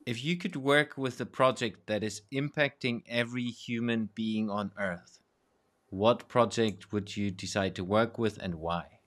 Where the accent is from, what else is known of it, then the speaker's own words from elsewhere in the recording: Germany; growing up in Germany